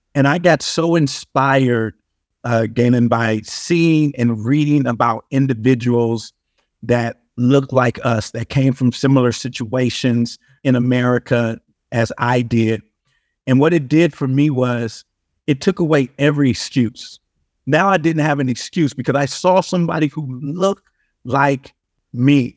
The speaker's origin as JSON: {"language": "English", "town": "Compton", "region": "California", "country": "United States", "tie": "born or raised there", "said": "But I'm originally from Compton, California."}